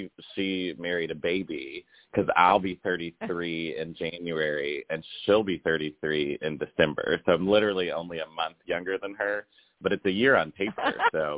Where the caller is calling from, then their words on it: Charlotte, North Carolina, United States; we're calling in from Charlotte, North Carolina.